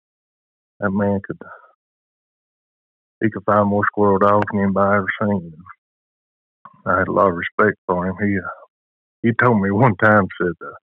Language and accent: English; Whipple, Tennessee, United States; I'm from Whipple, Tennessee